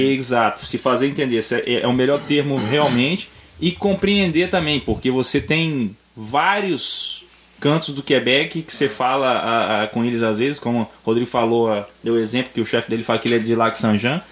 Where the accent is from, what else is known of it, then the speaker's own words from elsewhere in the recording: Vitória, Espírito Santo, Brazil; moved away as an adult; now in Canada; eu venho de Vitória